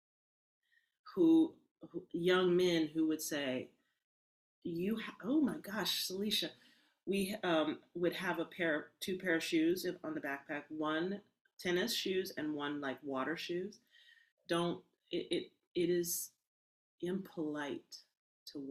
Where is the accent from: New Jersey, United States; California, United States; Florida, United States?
California, United States; Berkeley; born in Berkeley